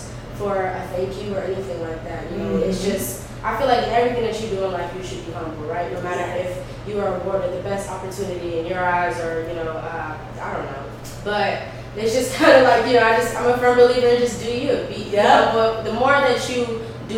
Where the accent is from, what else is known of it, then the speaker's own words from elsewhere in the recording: North Carolina, United States; moved away; also born or lived in New York / Washington, District of Columbia, United States; I was born in New York, but raised in North Carolina